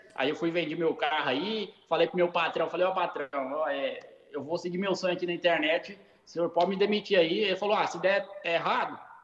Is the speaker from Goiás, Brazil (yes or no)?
yes; Goiás, Brazil; moved away as an adult; also born or lived in California; now in United States; eu sou de Goiás